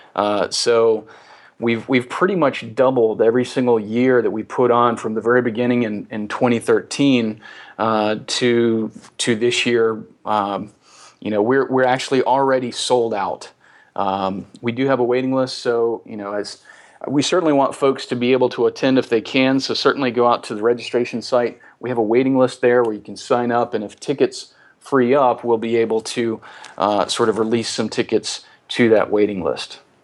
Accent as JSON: {"language": "English", "region": "the South", "country": "United States", "said": "as we say in the South"}